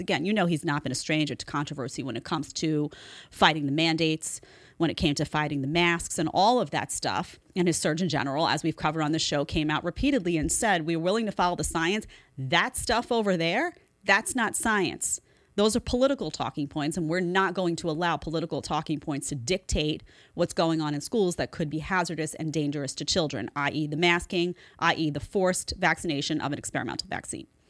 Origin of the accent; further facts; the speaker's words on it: New York City, New York, United States; I grew up in Staten Island in the nineties